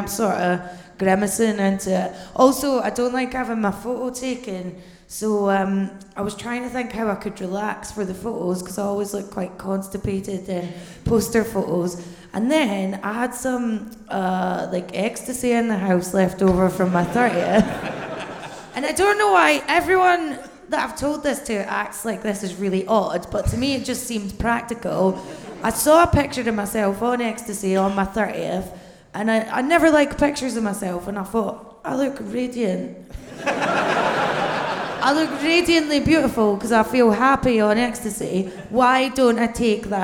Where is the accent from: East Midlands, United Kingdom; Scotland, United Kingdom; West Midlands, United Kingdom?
Scotland, United Kingdom; Bathgate; now in London, United Kingdom